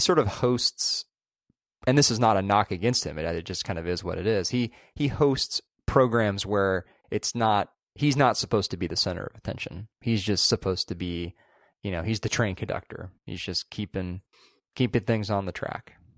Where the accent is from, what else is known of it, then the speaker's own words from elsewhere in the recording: Southern California, United States; moved away as an adult; now in San Francisco, United States; growing up in Southern California, going to college in Central California, and then now living up here